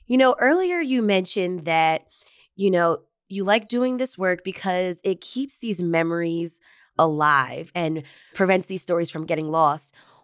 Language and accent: English; Drexel Hill, Pennsylvania, United States; I grew up in the Drexel Hill area.